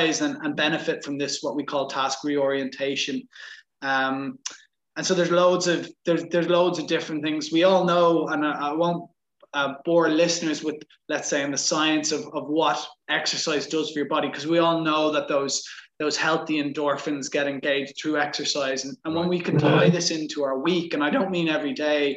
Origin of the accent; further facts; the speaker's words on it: Ireland; So I'm from Ireland and grew up playing Gaelic football